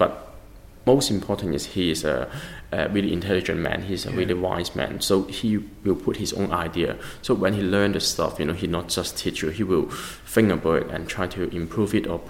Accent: England, United Kingdom; And then he would ask me, but because I come from England, right?

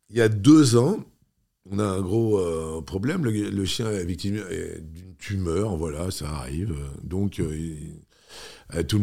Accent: Toulouse, Occitania, France; quand tu arrives de ta province, enfin, moi, je suis arrivé de Toulouse

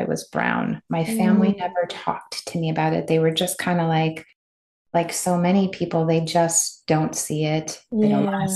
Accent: Midwest, United States; I grew up in the Midwest

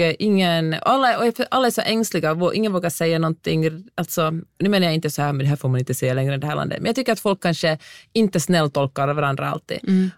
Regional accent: Helsinki, Uusimaa, Finland; moved away as an adult; now in Los Angeles, United States; jag kom från Helsingfors

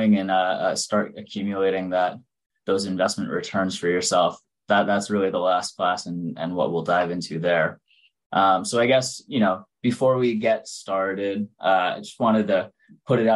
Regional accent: Long Island, New York City area, United States; I'm originally from the New York City area, from out on Long Island. So I've lived here my whole life.

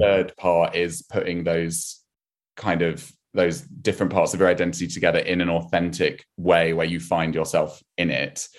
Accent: rural Wiltshire near Salisbury, South West England, United Kingdom; I grew up in a tiny, tiny village, uh, in, um, rural Wiltshire near Salisbury

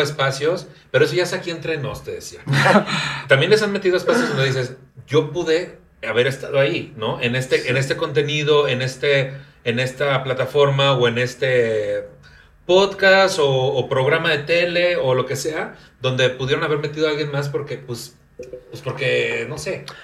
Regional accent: Tampico, Tamaulipas, Mexico; moved away; naciendo y creciendo en Tampico

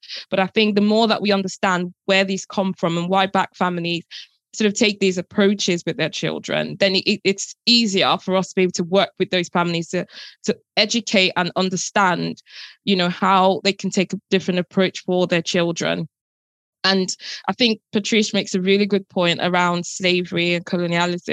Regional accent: Nigeria; moved away; I grew up in Nigeria and that was the norm. But obviously now coming here and obviously living in a different society

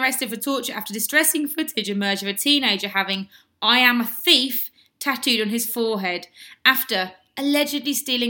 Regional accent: Germany; I was born in Germany.

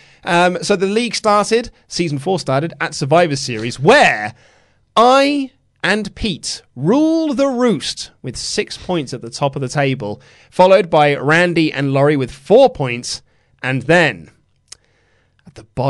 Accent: Leeds, Yorkshire and the Humber, United Kingdom; I'm from Leeds.

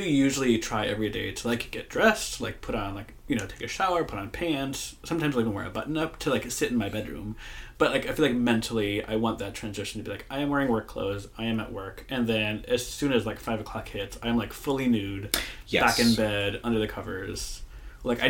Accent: Moline, Illinois, United States; moved away as an adult; now in San Francisco, United States; I grew up in Moline, Illinois

